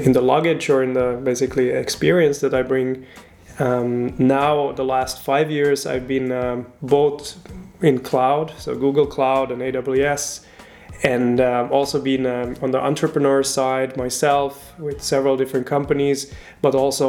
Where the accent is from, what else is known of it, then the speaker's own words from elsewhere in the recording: Finland; moved away as an adult; now in Switzerland; I'm originally from Finland, and now I'm here since